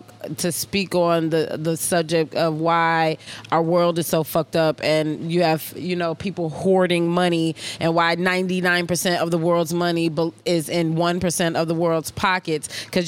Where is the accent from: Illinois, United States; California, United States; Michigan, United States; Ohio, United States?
Illinois, United States; Chicago